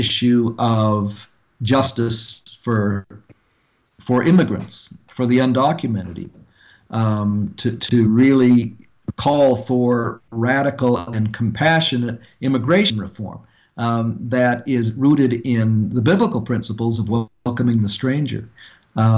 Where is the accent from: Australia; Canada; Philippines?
Canada; Edmonton, Alberta; moved away as an adult; also born or lived in Yellowknife, Northwest Territories / Wichita, Kansas / Tulia, Texas / Wyoming; I grew up in Canada